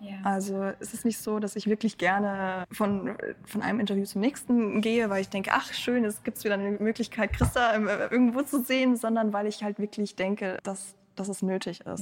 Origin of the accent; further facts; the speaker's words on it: Bavaria, Germany; first language German; also born or lived in Ukraine; ich bin in Bayern in der Provinz groß geworden